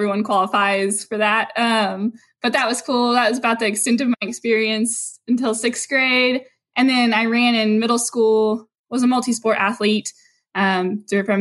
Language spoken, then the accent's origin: English; Brackettville, Texas, United States; moved away as an adult; also born or lived in Dallas, Texas; I'm from Brackettville, which is a really small town, and moved to Dallas